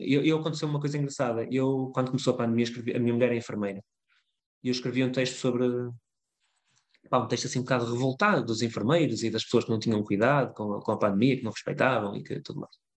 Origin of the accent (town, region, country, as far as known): Lima river area, Norte, Portugal; born or raised there